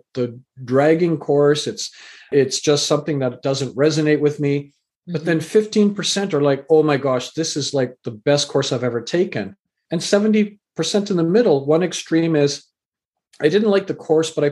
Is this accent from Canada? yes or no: yes; Canada; also born or lived in England; I was born in England, raised in Canada